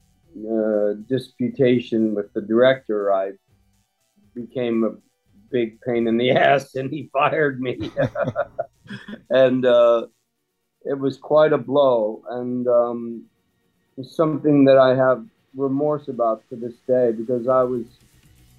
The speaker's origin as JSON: {"language": "English", "town": "Bristol", "region": "Pennsylvania", "country": "United States", "tie": "born or raised there", "said": "growing up outside of Philadelphia, a place called Bristol"}